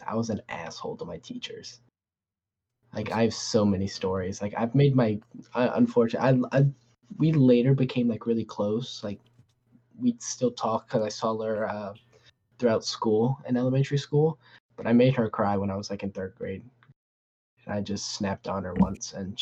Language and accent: English; Newport News, Virginia, United States; I grew up in Newport News, so we had different school systems